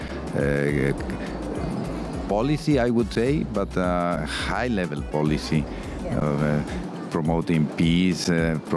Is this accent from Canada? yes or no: no; Guadalajara, Jalisco, Mexico; Guadalajara, which in addition happens to be my hometown.